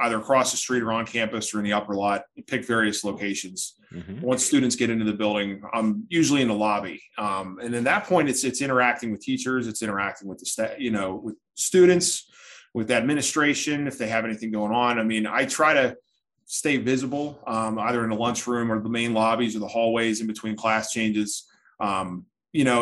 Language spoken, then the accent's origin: English; Philadelphia, Pennsylvania, United States; moved away as an adult; also born or lived in Pittsburgh, Pennsylvania; I grew up in the Philadelphia area